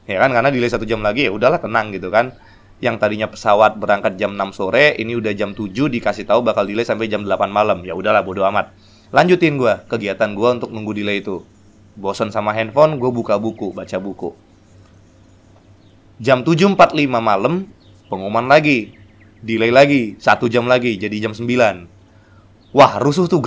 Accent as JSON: {"language": "Indonesian", "town": "Medan", "region": "North Sumatra", "country": "Indonesia", "said": "Yang kedua adalah waktu gue dari Medan. Dari Medan pulang liburan, Christmas, tahun baru gue pulang."}